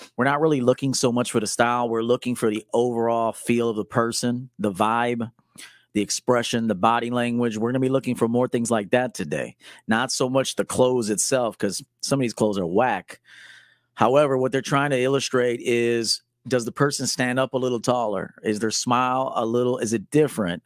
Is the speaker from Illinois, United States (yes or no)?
yes; Chicago, Illinois, United States; we're from the Chi